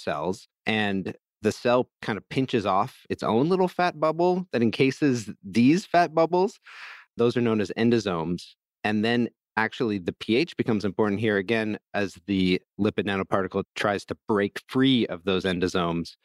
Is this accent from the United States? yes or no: no; Vancouver, British Columbia, Canada; my hometown of Vancouver